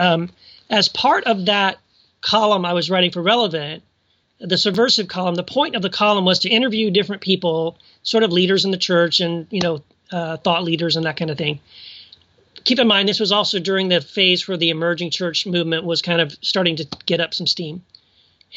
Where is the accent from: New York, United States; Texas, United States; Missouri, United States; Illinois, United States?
Texas, United States; El Paso; moved away as an adult; also born or lived in Tennessee; now in Orange, California, United States; raised mostly in South Texas, went to lived most of my life in El Paso, Texas, from like junior high all the way through college.